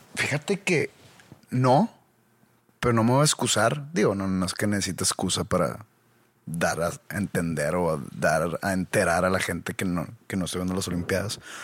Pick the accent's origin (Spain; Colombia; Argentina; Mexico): Mexico; nosotros como mexicanos